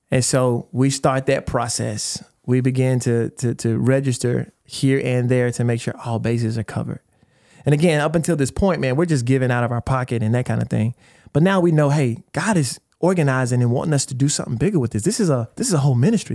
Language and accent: English; East Texas, United States; we are Texans, man. Like, we grew up in East Texas